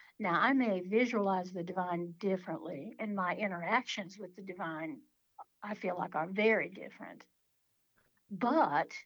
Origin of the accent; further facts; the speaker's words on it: Appalachia, United States; where I'm from in Appalachia